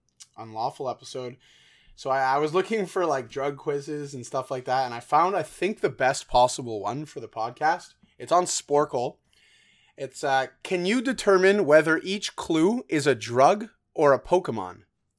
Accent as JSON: {"language": "English", "country": "Canada", "said": "we're Canadian, so we always kind of look, we don't have these rules in up here."}